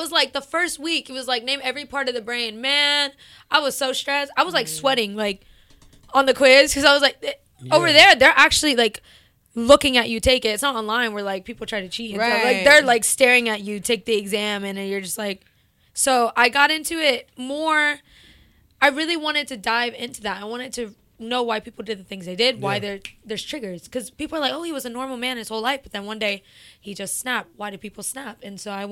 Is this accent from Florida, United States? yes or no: yes; Tampa, Florida, United States; moved away as an adult; now in Texas, United States; Tampa, Florida is where I'm from